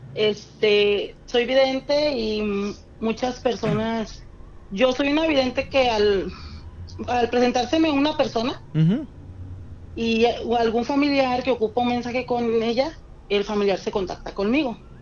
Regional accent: Guadalajara, Jalisco, Mexico; De Guadalajara

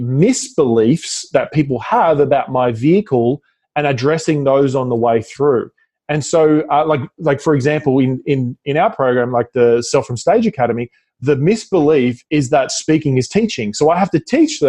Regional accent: Australia; accent: Australian; my Australian accent

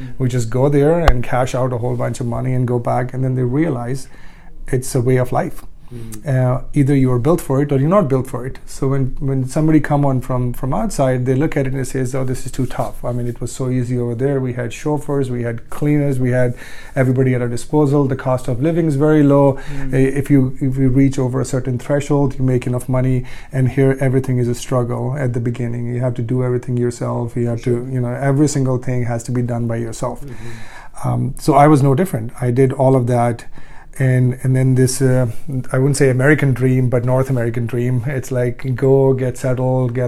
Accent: Ludhiana, Punjab, India; moved away; I grew up in India for the most part, from a very small town in Ludhiana, Punjab

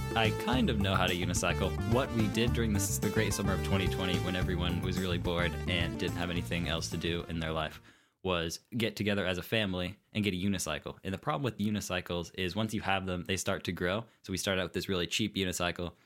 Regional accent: Bloomington, Indiana, United States; also born or lived in Saint Louis; I remember Bloomington. And Bloomington is truly my home

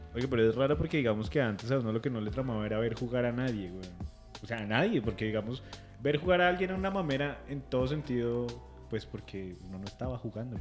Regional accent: Neiva, Huila, Colombia; moved away; de niño, yo crecí en Neiva un poquito

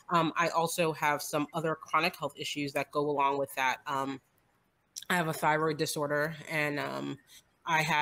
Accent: New Jersey, United States; moved away as an adult; now in Georgia, United States; I am in Georgia. I grew up in New Jersey. I think I've been in Georgia now for 22 years

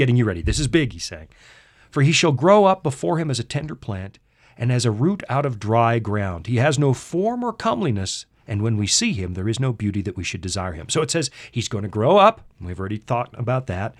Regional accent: Canada; accent: Canadian English

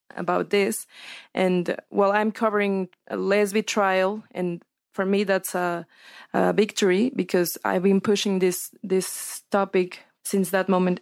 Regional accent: Sinaloa, Mexico; I'm from Sinaloa

